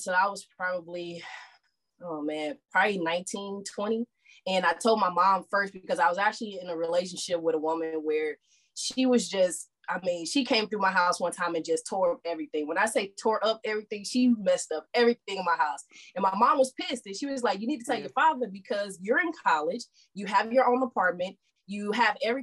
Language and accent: English; St. Louis, Missouri, United States; moved away as an adult; also born or lived in Houston, Texas; now in Texas, United States; I grew up in St. Louis, Missouri, but I moved here to Texas to go to college.